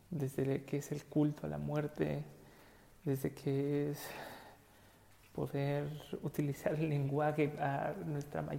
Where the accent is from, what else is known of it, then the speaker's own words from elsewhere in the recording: Mexico; also born or lived in Boston; nosotros como mexicanos